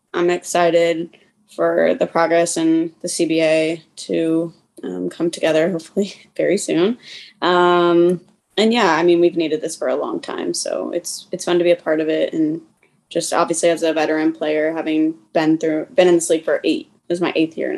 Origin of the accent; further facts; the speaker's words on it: Kansas City, Missouri, United States; I'm from Kansas City